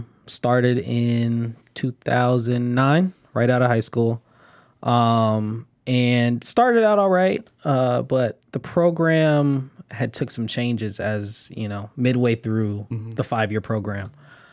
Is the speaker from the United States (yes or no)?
yes; Los Angeles, California, United States; now in Inglewood, United States; Born and raised in Los Angeles, California. Live in Inglewood now.